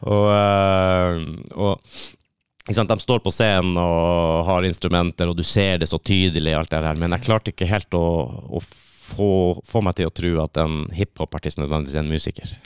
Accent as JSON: {"language": "Norwegian", "town": "Kistrand", "region": "Finnmark", "country": "Norway", "tie": "born or raised there", "moved": "yes", "said": "Egentlig så er jeg fra en plass som heter Kistrand."}